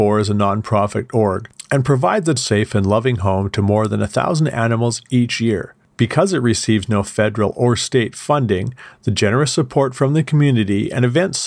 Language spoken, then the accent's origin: English; Edmonton, Alberta, Canada; my hometown crew, Krampusnacht Edmonton